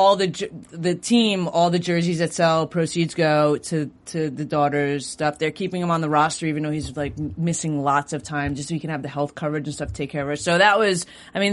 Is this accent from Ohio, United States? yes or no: no; Long Island, New York, United States; now in Los Angeles, United States; I'm from Long Island